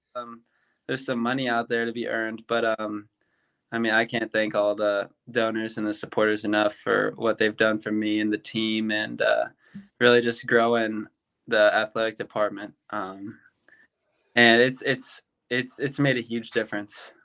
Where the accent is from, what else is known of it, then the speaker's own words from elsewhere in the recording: Louisville, Kentucky, United States; moved away as an adult; now in Auburn, United States; growing up in Louisville, Kentucky